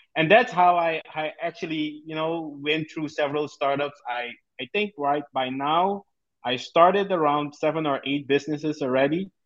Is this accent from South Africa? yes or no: no; Suriname; born and raised in Suriname in South America